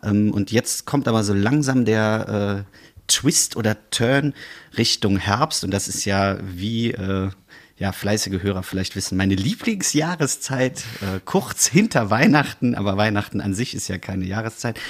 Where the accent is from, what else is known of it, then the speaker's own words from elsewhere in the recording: Bonn, North Rhine-Westphalia, Germany; moved away; als Exil-Bonner